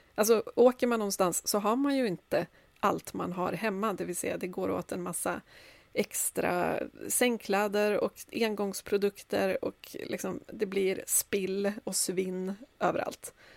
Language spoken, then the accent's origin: Swedish; Sundsvall, Västernorrland County, Sweden; now in Stockholm, Sweden; jag är ju född i Sundsvall